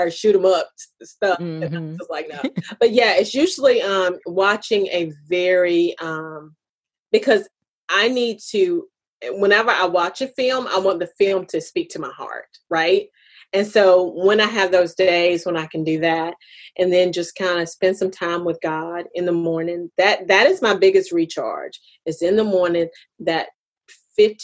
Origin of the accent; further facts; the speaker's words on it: United States; I'm African American